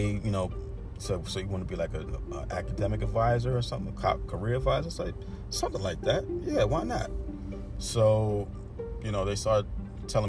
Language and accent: English; New York City, New York, United States; I'm from Brooklyn